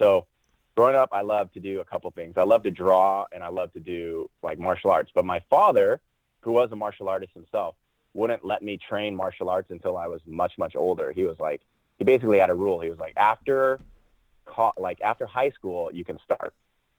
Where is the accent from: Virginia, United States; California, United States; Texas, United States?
California, United States; Cerritos; also born or lived in Rockford, Illinois; I just grew up out in Southern California